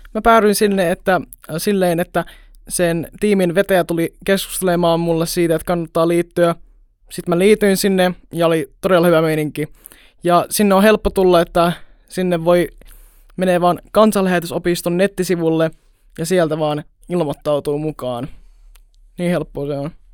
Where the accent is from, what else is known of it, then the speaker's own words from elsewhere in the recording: Jyväskylä, Central Finland, Finland; mä oon Jyväskylästä